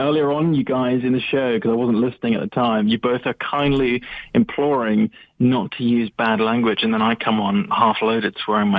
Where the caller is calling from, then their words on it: London, United Kingdom; Oh, hi. It's … again from London.